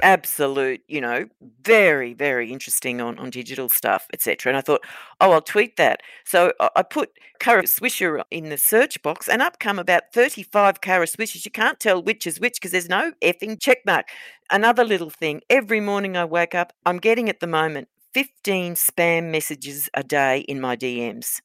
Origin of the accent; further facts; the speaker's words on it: Queensland, Australia; I'm a Queenslander